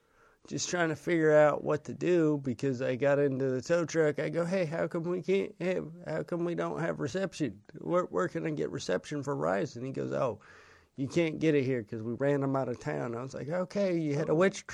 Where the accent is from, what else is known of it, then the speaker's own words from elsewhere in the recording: the Northwest, Pacific Northwest, United States; I'm from the Northwest.